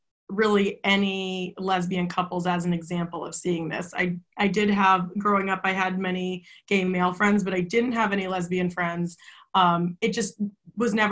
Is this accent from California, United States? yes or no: no; Saugus, Massachusetts, United States; I grew up in Saugus, Mass.